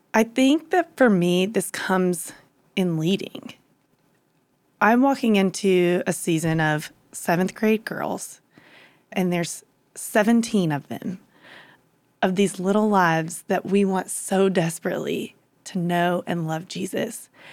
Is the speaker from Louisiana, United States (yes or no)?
yes; Louisiana, United States; moved away as an adult; also born or lived in Dallas; I grew up in Louisiana